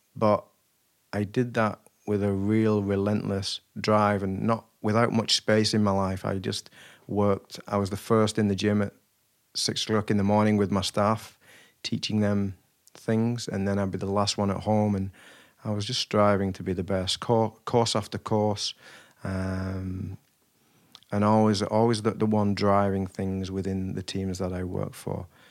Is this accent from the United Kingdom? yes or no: yes; Wigan, North West England, United Kingdom; I was raised in Wigan